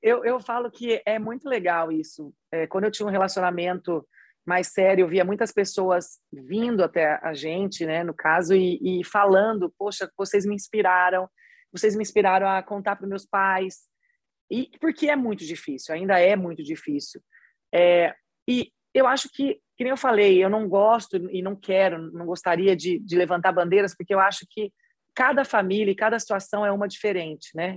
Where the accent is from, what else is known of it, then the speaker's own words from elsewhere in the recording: São José do Rio Preto, São Paulo, Brazil; accent: interior paulista, Minas-like; now in Belo Horizonte, Brazil; sou paulista, mas eu sou do interior, né? Então eu sou do interior mais perto de Minas do que eu sou da capital. Então por isso que eu já tenho até esse resquício, esse sotaquezinho assim, eu sempre falava uai, sou. Tipo assim, eu já tinha isso do interior, eu sou de São José do Rio Preto.